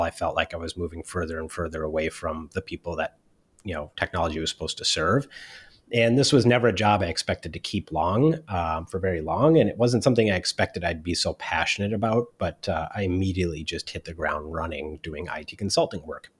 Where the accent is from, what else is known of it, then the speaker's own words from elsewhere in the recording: Minneapolis, Minnesota, United States; moved away as an adult; also born or lived in Silicon Valley; I was originally from Minneapolis, Minnesota